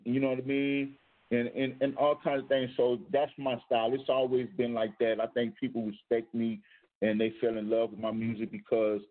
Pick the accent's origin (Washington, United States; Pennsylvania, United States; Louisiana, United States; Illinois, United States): Louisiana, United States; New Orleans; I'm originally from New Orleans